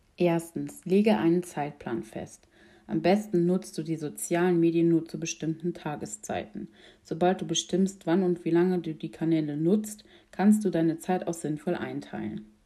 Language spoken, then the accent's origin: German; Mettendorf, Rhineland-Palatinate, Germany; ich komme aus Mettendorf.